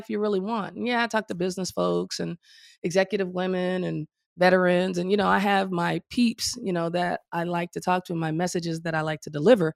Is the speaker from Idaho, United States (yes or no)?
no; Memphis, Tennessee, United States; moved away as an adult; also born or lived in Chicago, Illinois / California; Moved to Memphis. Graduated high school there.